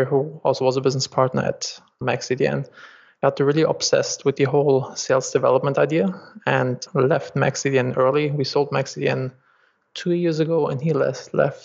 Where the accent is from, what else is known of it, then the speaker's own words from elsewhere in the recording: Germany; accent: German; English is a second language; moved away as an adult; also born or lived in Los Angeles, United States; I'm originally from Germany, as you can probably hear by my accent, and I moved to Los Angeles